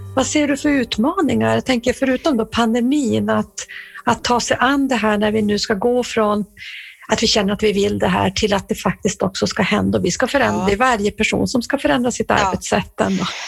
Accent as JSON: {"language": "Swedish", "region": "Norrbotten County", "country": "Sweden", "said": "jag kommer ju från Norrbotten"}